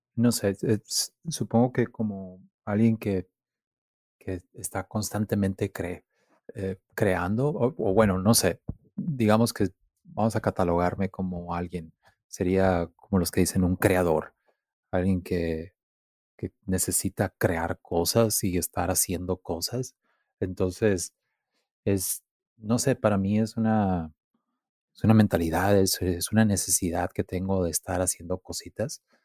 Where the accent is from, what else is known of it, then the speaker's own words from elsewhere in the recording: Mexicali, Baja California, Mexico; soy de Mexicali